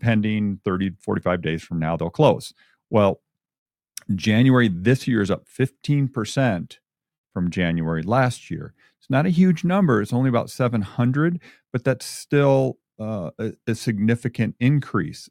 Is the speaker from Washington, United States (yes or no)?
no; Michigan, United States; moved away as an adult; now in Albuquerque, United States; I'm a Michigan guy. I grew up in Michigan, of course, lived out here for 35 years now